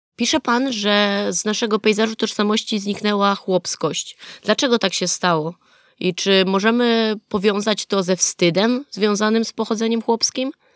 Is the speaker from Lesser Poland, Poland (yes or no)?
yes; a village near Nowy Targ, Lesser Poland, Poland; ja sama pochodzę ze wsi pod Nowym Targiem